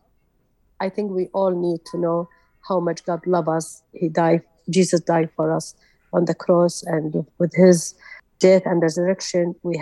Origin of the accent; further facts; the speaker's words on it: Kirkuk, Kirkuk Governorate, Iraq; English is a second language; moved away as an adult; I born in Iraq, and I raised in Kirkuk